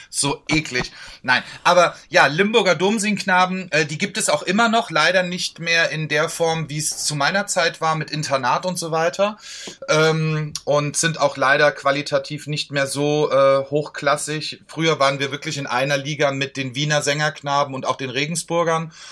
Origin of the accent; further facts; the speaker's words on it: Marburg, Hesse, Germany; Also, ich, bin ja, ich bin ja in Urhesse, ich komme ja aus Marburg an der Lahn.